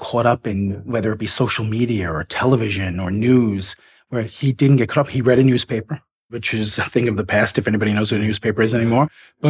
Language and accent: English; New York City, New York, United States; I grew up in Queens, basically Bayside, North Flushing. It's the northeastern furthest point of Queens, right under the Throgs Neck Bridge, right on the bay area, on the water.